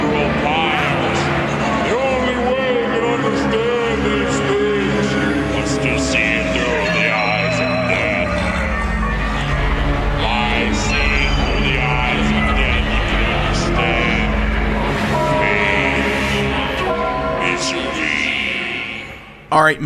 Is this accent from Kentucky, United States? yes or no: yes; Louisville, Kentucky, United States; I'm from Louisville